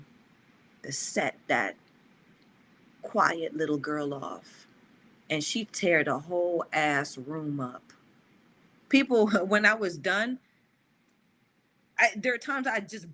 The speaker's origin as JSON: {"language": "English", "region": "the South", "country": "United States", "tie": "born or raised there", "said": "I'm a Southern gal, too. I grew up in the South"}